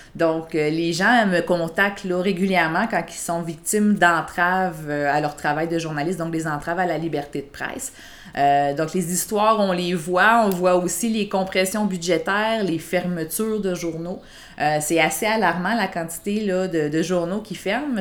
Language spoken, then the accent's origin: French; Quebec City, Quebec, Canada; moved away as an adult; also born or lived in Sainte-Julie; now in Granby, Canada; je viens de Québec